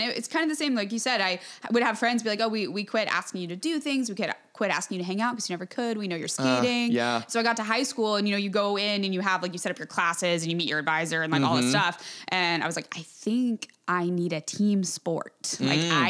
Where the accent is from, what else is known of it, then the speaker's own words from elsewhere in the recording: Charleston, South Carolina, United States; moved away; born here, parents met at CFC, the whole story. My dad went to MUSC, so I grew up here until about 99, 2000 before we moved to Charlotte.